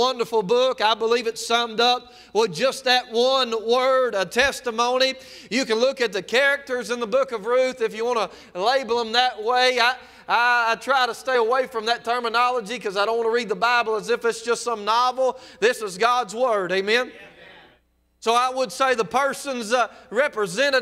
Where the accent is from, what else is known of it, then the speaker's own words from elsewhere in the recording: South Mississippi, United States; I'm from South Mississippi